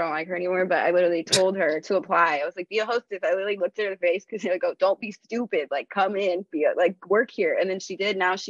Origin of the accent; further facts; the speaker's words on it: Alamo, California, United States; moved away as an adult; now in Oakland, United States; I grew up in Alamo, so it was just like right there. And so I just stayed working in Danville, even though I lived in Oakland since I was like 22.